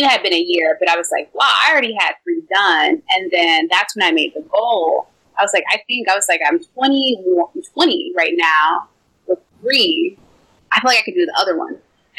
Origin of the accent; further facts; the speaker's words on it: Texas, United States; I'm a Texan.